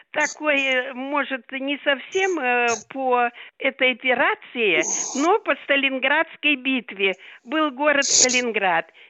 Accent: Nizhny Novgorod, Nizhny Novgorod Oblast, Russia; moved away as an adult; now in Novosibirsk, Russia; Я вообще из Нижнего Новгорода, а с 51 -го года живу в Новосибирске по приказу Сталина приехали, работали на оборонку.

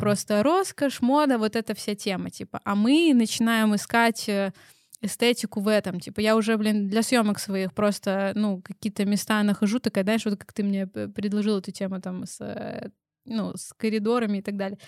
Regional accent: Belarus; мы белорусы

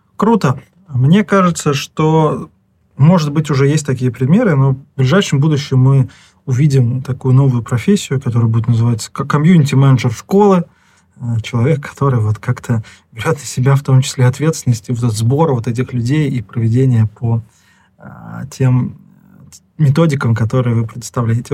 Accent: Nizhny Novgorod, Nizhny Novgorod Oblast, Russia; Я из Нижнего Новгорода, и 82-й лицей.

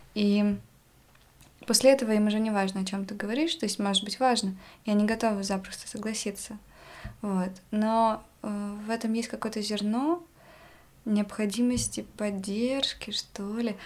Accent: Yakutsk, Sakha Republic, Russia; Я из Якутска

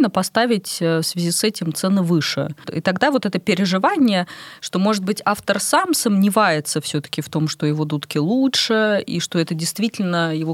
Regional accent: Togliatti, Samara Oblast, Russia; Я из Тольятти.

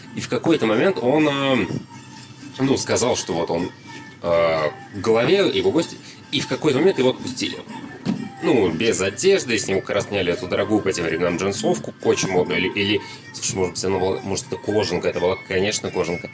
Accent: Saint Petersburg, Russia; Я как э, коренной житель Петербурга

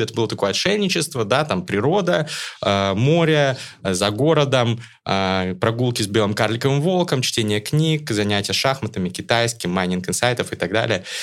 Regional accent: Astana, Kazakhstan; born there; Я родился в Астане.

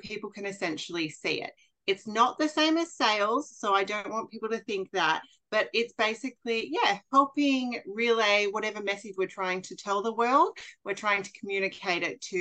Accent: Australia; also born or lived in Bali; I am an Australian who currently lives in Queensland

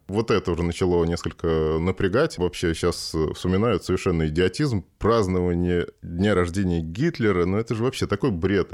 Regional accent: Moscow, Russia; Родился в Москве

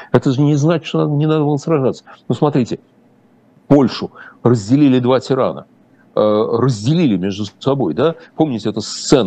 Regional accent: Russia; я, российский еврей

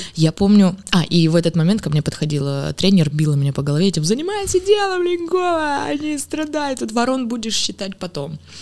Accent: Smolensk, Smolensk Oblast, Russia; я из Смоленска, там была школа танцев

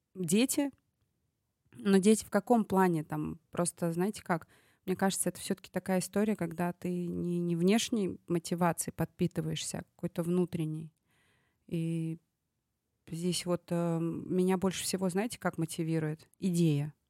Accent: Tashkent, Uzbekistan; moved away; этот проект в моем родном городе. Я здесь выросла

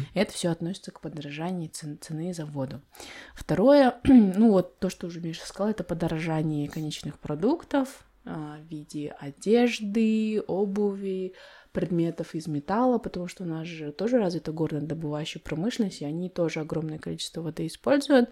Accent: Kazakhstan; Я родилась в Майнкуме, в этих песках

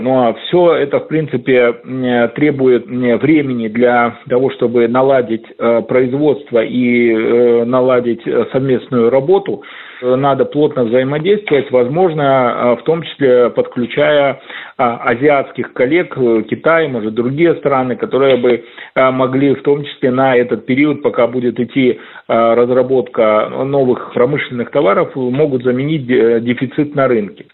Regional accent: Belarus; Обувь э, у нас огромное предприятие модернизированные

